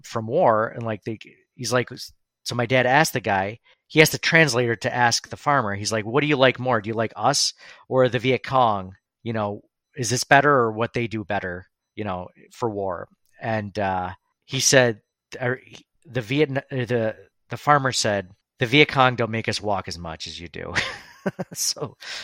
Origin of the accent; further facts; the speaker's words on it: United States; as an American